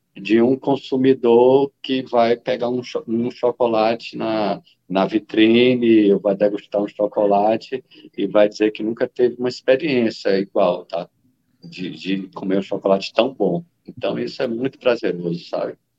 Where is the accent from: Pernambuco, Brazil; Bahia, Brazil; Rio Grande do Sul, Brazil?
Bahia, Brazil; Salvador; moved away as an adult; now in Vale do Jequitinhonha, Brazil; Eu, na verdade, fui é, criado em Salvador, nasci em Salvador